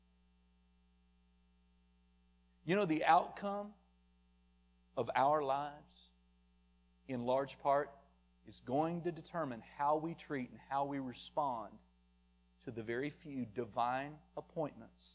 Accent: Muskogee, Oklahoma, United States

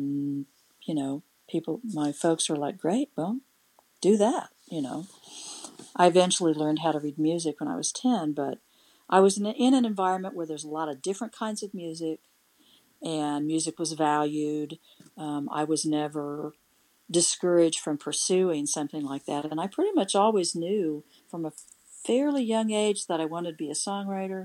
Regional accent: Emporia, Kansas, United States; also born or lived in Topeka, Kansas / Lawrence, Kansas; from Topeka to Emporia, Kansas, and that's where I spent my growing up years until I moved to Lawrence

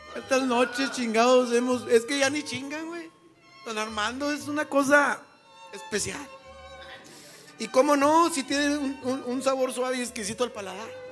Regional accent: Mexico; así somos los mexicanos

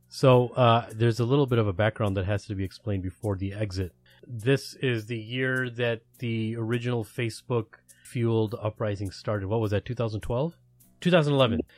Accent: United States; I'm from America

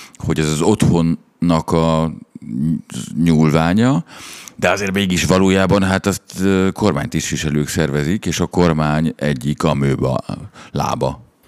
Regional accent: Budapest, Hungary; a csajom mamája az ugyanabban az utcában lakik, mint ahol én fölnőttem

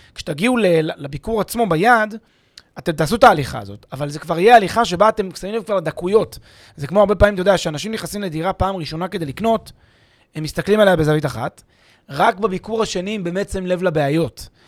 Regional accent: Israel; אנחנו כישראלים

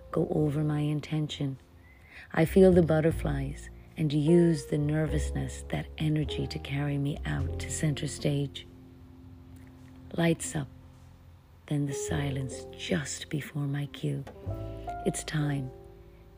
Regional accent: Ireland; moved away as an adult; now in United States; I am an Irish actress who came to America many, many years ago to pursue my acting

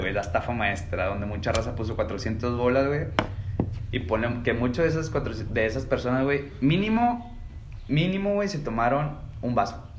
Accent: Monterrey, Nuevo León, Mexico; siendo regio

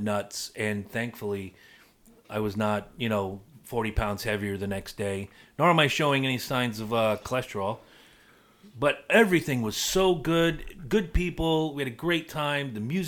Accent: South Carolina, United States; I immigrated from South Carolina. You're right.

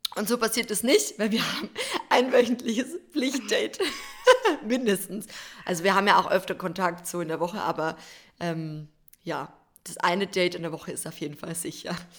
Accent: Bavarian Forest, Germany; bei uns im Bayerischen Wald

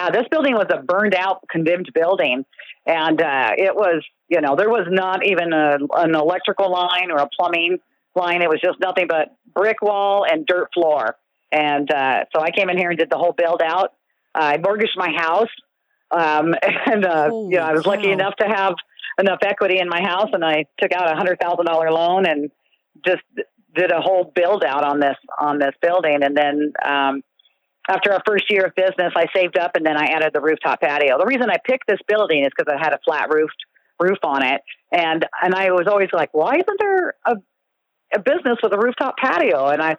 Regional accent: California, United States; Well, you know, my parents were military, so we were in every military base in California. I mean, from the Sacramento area to the middle of nowhere outside of Fresno to Ventura to S

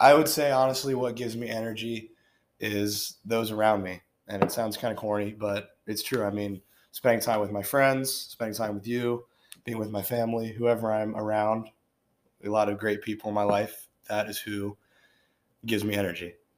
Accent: Cincinnati, Ohio, United States; Born and raised in Cincinnati.

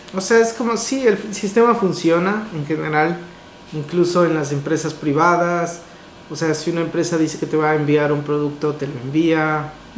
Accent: Ecuador; moved away

